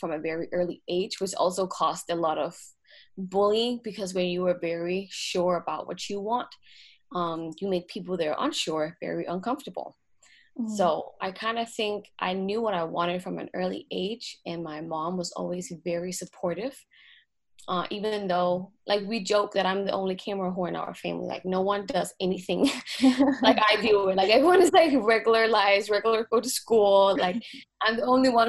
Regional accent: Denmark; moved away as an adult; also born or lived in Los Angeles, United States; I'm from Denmark, born and raised in Denmark.

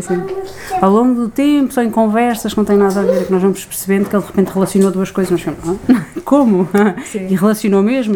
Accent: Coimbra, Centro, Portugal; moved away as an adult; now in Lisbon, Portugal; somos de Coimbra e mudámos para cá no início do nosso casamento

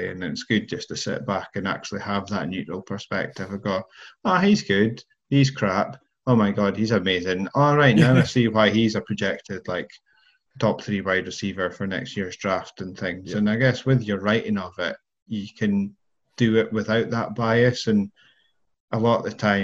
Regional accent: United Kingdom; as many British people are

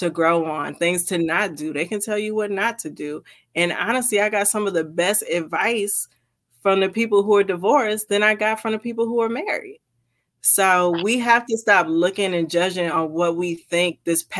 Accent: New Jersey, United States; also born or lived in Florida; now in Washington, United States; I'm actually from New Jersey. So I went from New Jersey straight down to Florida and then across to Washington State

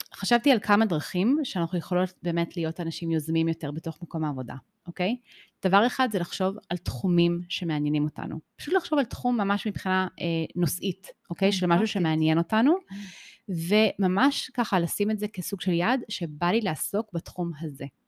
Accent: Israel; also born or lived in United States; באתי לארץ בכיתה ב', ובאתי לבית ספר

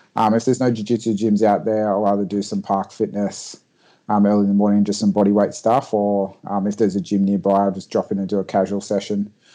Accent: Port Macquarie, New South Wales, Australia; moved away as an adult; now in Sydney, Australia; From a little town called Port Macquarie, um, but moved down to Sydney about three years ago for my full time job

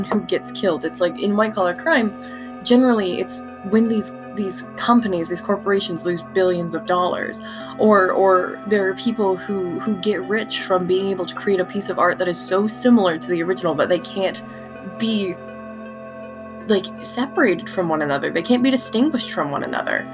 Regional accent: Utah, United States; growing up in Utah

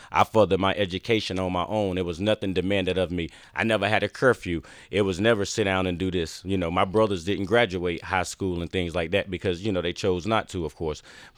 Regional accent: the South, United States; Like I said, I grew up in the South.

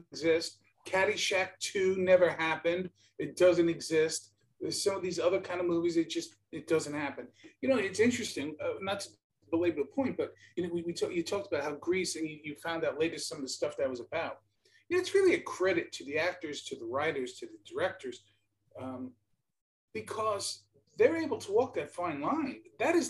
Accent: New York City, New York, United States; accent: New York; growing up in New York City

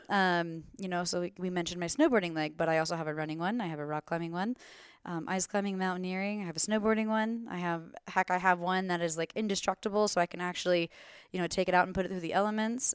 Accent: Florida, United States; moved away as an adult; now in Glenwood Springs, United States; I'm originally from Florida

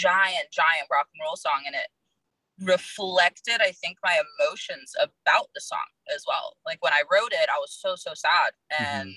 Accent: Virginia, United States; now in Los Angeles, United States; I'm in Los Angeles right now. I'm from Virginia originally

